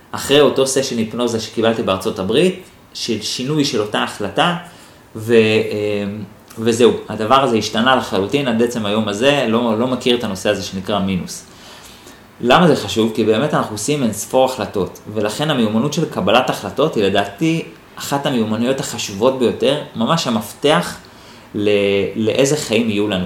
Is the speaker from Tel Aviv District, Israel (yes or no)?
yes; Holon, Tel Aviv District, Israel; גדלתי בשכונת ג'סי כהן בחולון